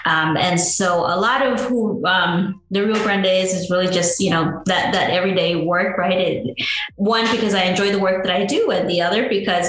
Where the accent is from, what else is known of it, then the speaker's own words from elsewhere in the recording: Georgia, United States; also born or lived in Mexico; I was born in Mexico, but I grew up in the state of Georgia since I was 5 years old.